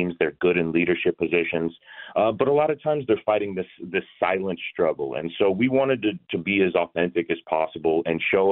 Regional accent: Georgia, United States; I grew up in Georgia

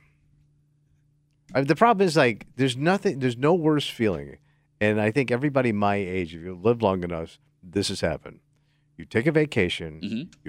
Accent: Florida, United States; now in Rochester, United States; I grew up in Florida

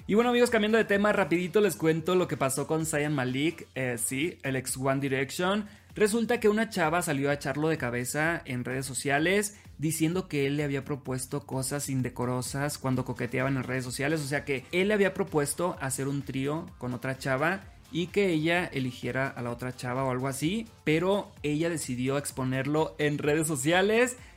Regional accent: Los Mochis, Sinaloa, Mexico; now in Mexico City, Mexico; soy originario de Los Mochis, Sinaloa, transmitiendo desde la Ciudad de México

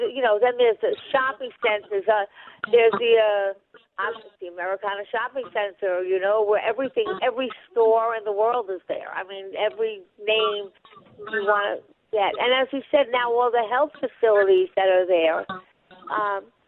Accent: Franklin Square, New York, United States; also born or lived in Syosset / Oyster Bay Cove; I grew up in Franklin Square, on the border of Franklin Square, Garden City South

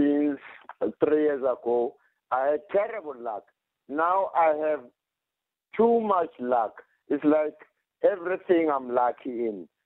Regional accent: Soweto, Gauteng, South Africa; I'm from Pimville, Soweto

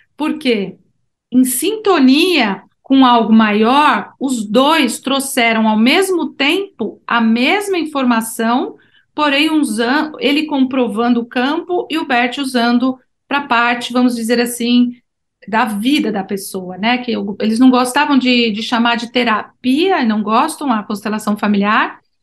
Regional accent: Brazil; eu sou do Brasil

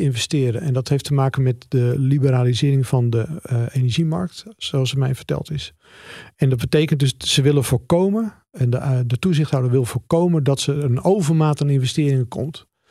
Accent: Netherlands; als Nederlanders

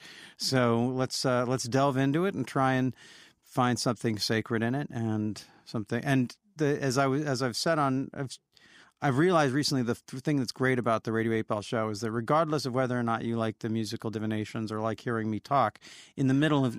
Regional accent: Olympia, Washington, United States; in my hometown of Olympia

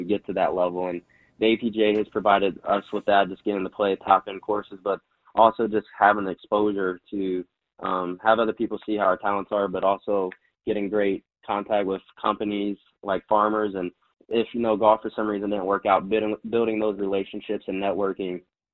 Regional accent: Ohio, United States; also born or lived in Michigan; Still love my Buckeyes because I'm from Ohio

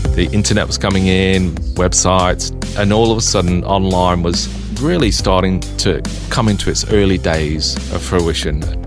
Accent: England, United Kingdom; now in Melbourne, Australia; growing up in England

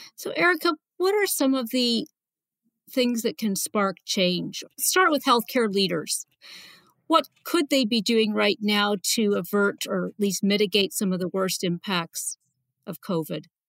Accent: Canada; moved away; I'm a Canadian originally

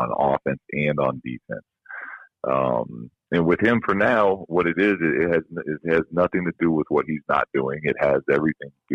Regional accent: San Diego, California, United States; now in Sacramento, United States; Growing up in San Diego

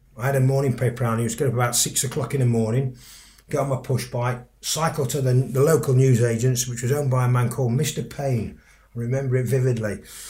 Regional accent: Sheffield, Yorkshire and the Humber, United Kingdom; I was brought up in Sheffield, as you've said already, Sheffield was a very labour-orientated city.

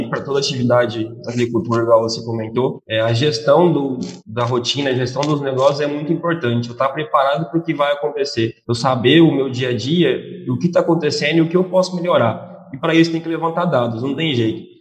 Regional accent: Jaboticabal, São Paulo, Brazil; now in Mato Grosso, Brazil; Bom, é, eu sou nascido, criado e formado em Jabuticabal, São Paulo. É, vim para o Mato Grosso tem quase dois anos

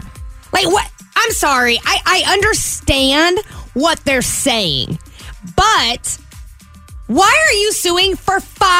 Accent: Yakima, Washington, United States; now in Phoenix, United States; My hometown drops a hop.

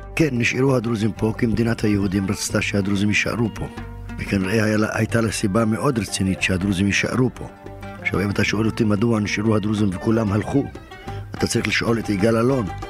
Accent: Israel; אני כישראלי ציוני

